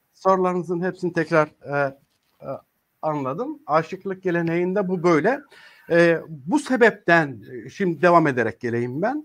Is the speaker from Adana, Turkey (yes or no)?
no; Çamlıbel, Tokat, Turkey; Ben Tokatlıyım. Ee, Tokat'ın Çamlıbel nahiyesinde dünyaya geldim.